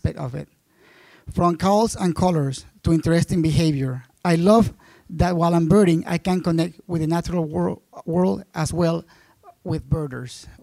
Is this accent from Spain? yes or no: no; Panama; I'm from Panama